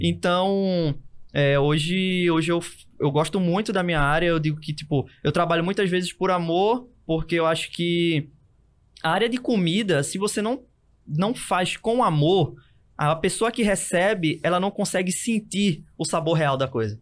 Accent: Recife, Pernambuco, Brazil; Eu, eu fui criado e continuo é, morando no Zé Bonifácio

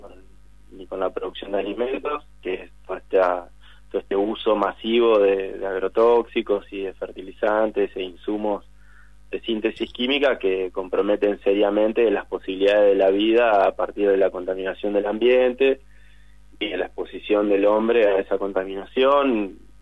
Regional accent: Concepción del Uruguay, Entre Ríos, Argentina; moved away; Concepción del Uruguay, entre paréntesis, mi pueblo natal

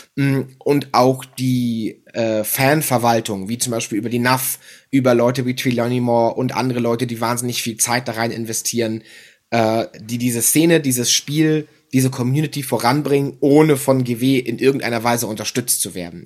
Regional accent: Kiel, Schleswig-Holstein, Germany; moved away; in meiner alten Heimatstadt in Kiel

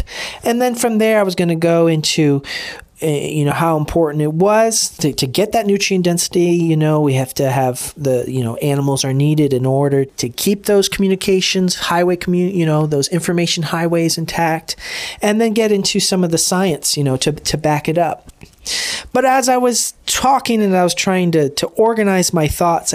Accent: DR Congo; I grew up in the Congo

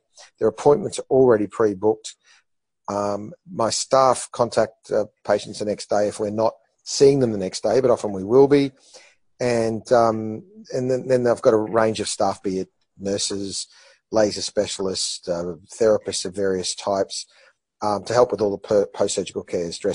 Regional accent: Brisbane, Queensland, Australia; also born or lived in Melbourne; I'm a Winner Manly boy who went to a public high school and down by the Bayside

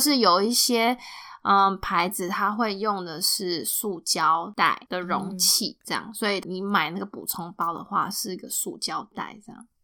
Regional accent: Taiwan; now in United States; 我们台湾人

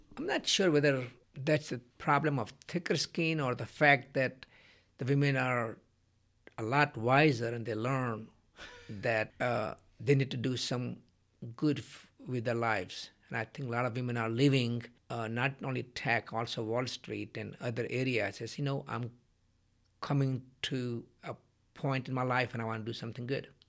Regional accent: India; moved away; when I was growing up in India

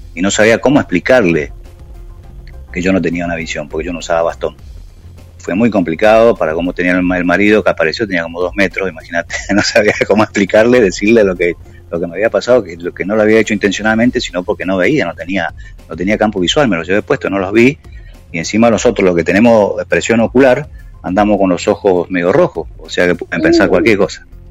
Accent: Oberá, Misiones, Argentina; moved away as an adult; now in Buenos Aires, Argentina; Yo nací, nací en Oberá, el, o sea, en este momento tengo 62 años, nací en Oberá el, 1 de, noviembre de 1958. Eso era un pueblito, hice toda mi escuela

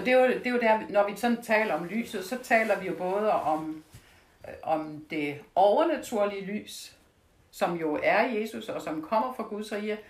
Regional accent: Denmark; jeg er fra Jylland og kommer fra landet. Så der slagtede vi jo

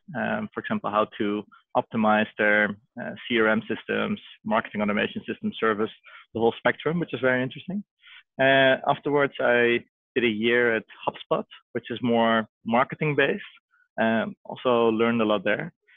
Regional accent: Amsterdam, North Holland, Netherlands; I was born and raised in Amsterdam

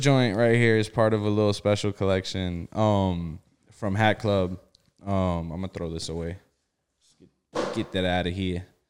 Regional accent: South Florida, United States; also born or lived in Bridgeport, Connecticut; I was born in Bridgeport, Connecticut. Uh, I was, I was brought down to, to South Florida very young. And I, you know, I went to school in South Florida

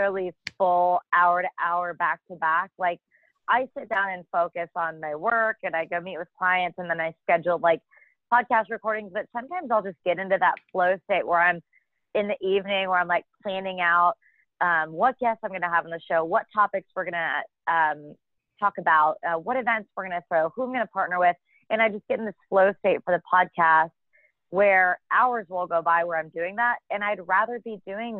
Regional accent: Argyle, Texas, United States; also born or lived in Norman, Oklahoma; now in Dallas, United States; I'm from Argyle, which is a small town about an hour outside of Dallas

